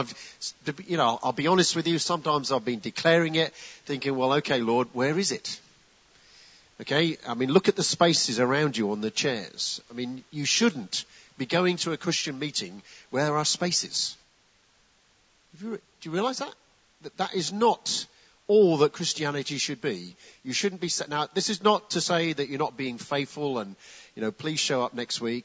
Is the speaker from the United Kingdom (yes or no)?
yes; United Kingdom; also born or lived in Gravesend, Kent; we're British